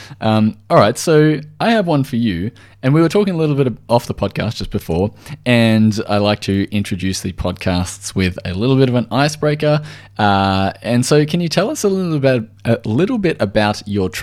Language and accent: English; Australia; I am from Australia, if you hadn't already guessed from the accent